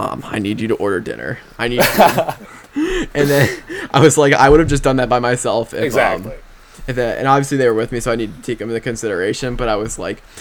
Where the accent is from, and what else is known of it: New Jersey, United States; born or raised there; moved away as an adult; also born or lived in Pittsburgh, Pennsylvania